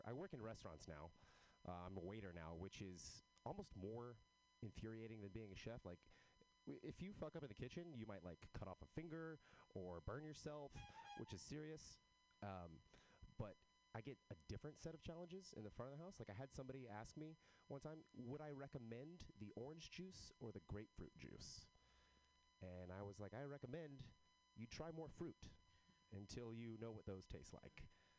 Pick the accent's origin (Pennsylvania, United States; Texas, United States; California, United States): Texas, United States; I am from Texas, but I don't have a Texas accent.